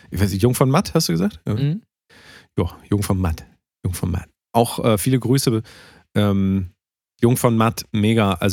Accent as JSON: {"language": "German", "country": "Turkey", "second_language": "German", "said": "ich bin ja Türke äh, ah. hört man auch teilweise an dem Akzent ja so."}